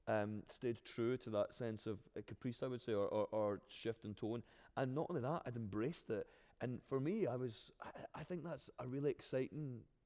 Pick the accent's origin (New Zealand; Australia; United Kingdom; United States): United Kingdom; Scotland; accent: Glaswegian; as many times as I've fought to get my own accent on the Olivier